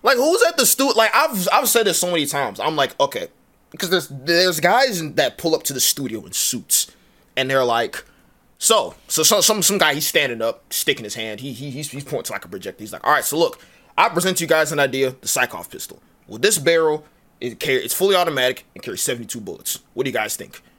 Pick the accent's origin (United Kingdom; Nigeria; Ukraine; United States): Nigeria; I am Nigerian.